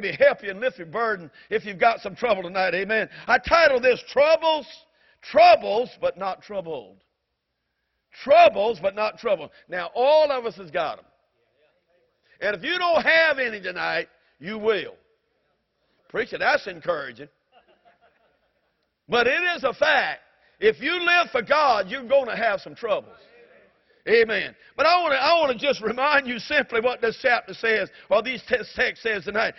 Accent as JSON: {"language": "English", "region": "the South", "country": "United States", "said": "I'm a Southerner"}